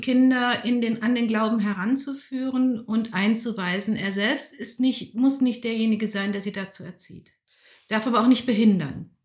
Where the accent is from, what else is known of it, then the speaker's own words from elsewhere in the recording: North Rhine-Westphalia, Germany; moved away as an adult; also born or lived in Karlsruhe / Bonn / Berlin; now in Lütte, Germany; Und durch die Industrie ist mein Vater als Ingenieur an den linken Niederrhein gekommen. Da habe ja. ich katholisches, ländliches Umfeld als Kind ja. und Jugendliche kennengelernt